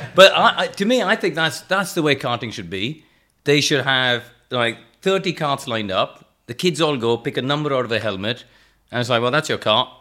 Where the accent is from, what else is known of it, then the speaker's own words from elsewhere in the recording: India; moved away as an adult; also born or lived in England; I grew up in India, um, but in a motorsport family